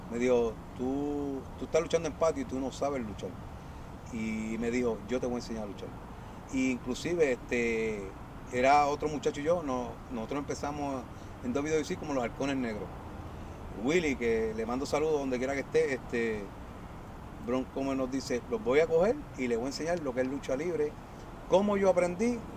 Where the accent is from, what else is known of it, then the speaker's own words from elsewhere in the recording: San Lorenzo, Puerto Rico; que yo soy de ahí, de San Lorenzo, ese pueblito yo lo adoro.